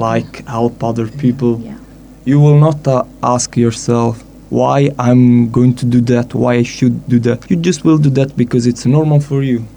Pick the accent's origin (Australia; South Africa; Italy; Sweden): Italy; I'm from Italy